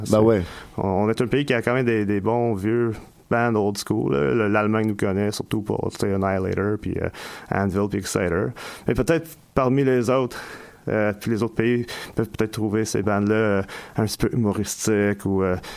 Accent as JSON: {"language": "French", "country": "France", "moved": "yes", "lives_now": "Montreal, Canada"}